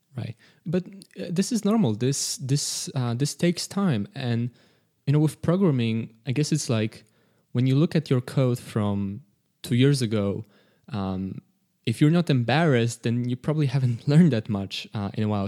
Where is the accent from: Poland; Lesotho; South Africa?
Poland; we're all from Poland. Uh, we don't all live in Poland.